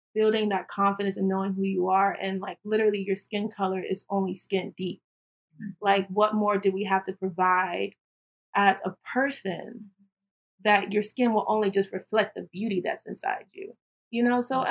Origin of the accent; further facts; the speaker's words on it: Tallahassee, Florida, United States; born and raised in Tallahassee, Florida.